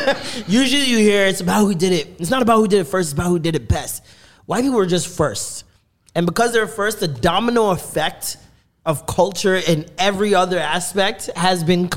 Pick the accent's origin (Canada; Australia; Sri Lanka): Canada; being a Canadian